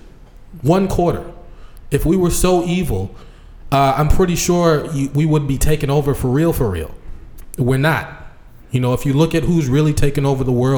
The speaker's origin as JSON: {"language": "English", "country": "United States", "tie": "born or raised there", "said": "I'm born in America"}